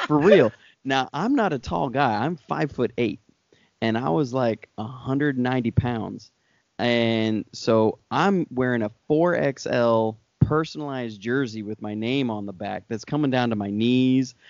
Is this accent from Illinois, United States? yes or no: no; Oregon, United States; I grew up in Oregon